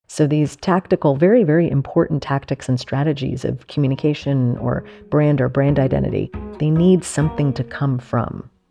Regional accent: Mamaroneck, New York, United States; I grew up in Mamaroneck, which is on the Long Island Sound, just north of the city

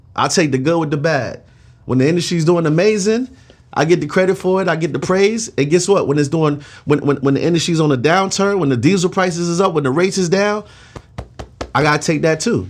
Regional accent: New York City, New York, United States; now in Atlanta, United States; I'm from Flatbush, Brooklyn

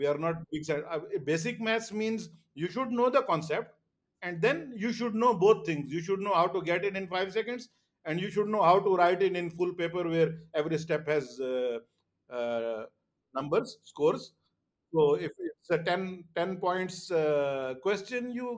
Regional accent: Pakistan; now in Dubai, United Arab Emirates; I'm Pakistani

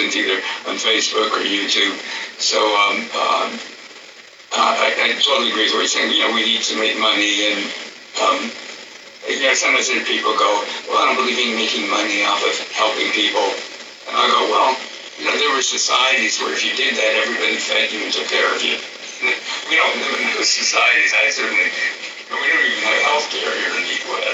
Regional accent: United States; I'm an American

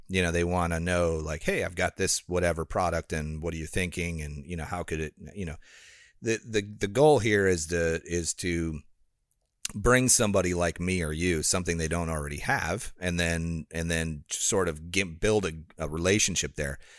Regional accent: Rockford, Illinois, United States; moved away; it's in Illinois. So it's called Rockford, Illinois.

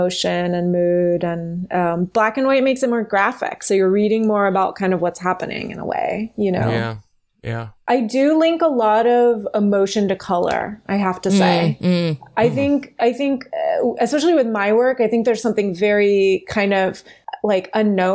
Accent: East Coast, United States; now in Los Angeles, United States

